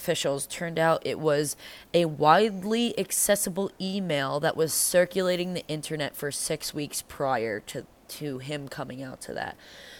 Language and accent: English; Long Island, New York, United States; moved away as an adult; We're from Long Island. We have light damage here, right? Like, we have, like, we're literally an hour and a half away from the motherfucking city.